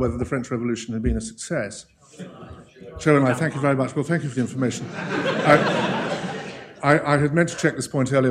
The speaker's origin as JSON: {"language": "English", "country": "United Kingdom", "tie": "born or raised there", "said": "I grew up in Harold Wilson's Britain"}